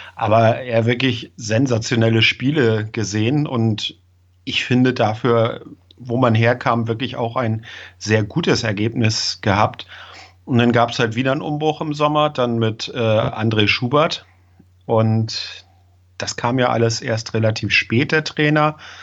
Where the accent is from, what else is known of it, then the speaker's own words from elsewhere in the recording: Schleswig-Holstein, Germany; now in Kiel, Germany; Ich komme aus Kiel, bin gebürtiger Holsteiner, also wirklich im Norden geboren.